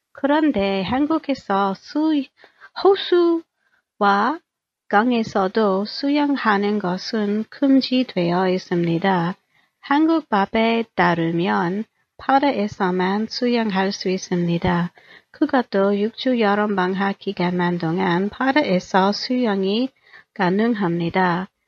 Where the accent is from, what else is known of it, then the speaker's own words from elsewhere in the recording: Daejeon, South Korea; We usually hiked about an hour's drive of my hometown of Daejeon.